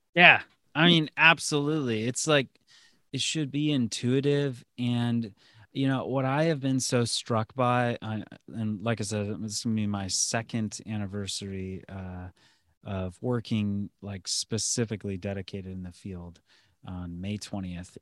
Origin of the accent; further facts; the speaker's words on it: Lorain, Ohio, United States; moved back to my hometown near Cleveland, uh, Lorraine